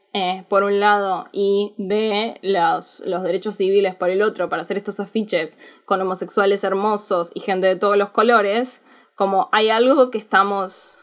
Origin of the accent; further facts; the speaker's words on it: Argentina; Yo soy argentina